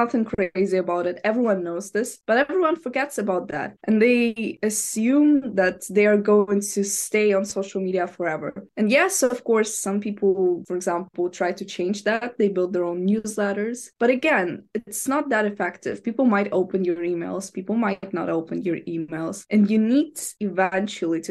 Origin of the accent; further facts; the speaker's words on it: Ukraine; first language Ukrainian; English is a second language; I'm 16 and I'm from Ukraine.